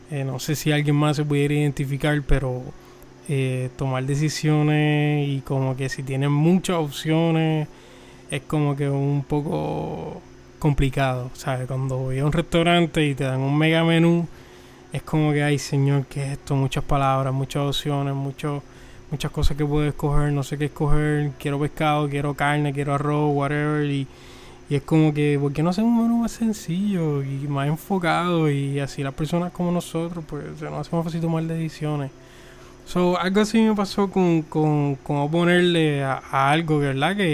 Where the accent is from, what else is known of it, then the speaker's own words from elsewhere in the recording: Puerto Rico; Soy de Puerto Rico, eh, la isla del encanto, la isla del cordero. Eh, apenas tengo 25 años.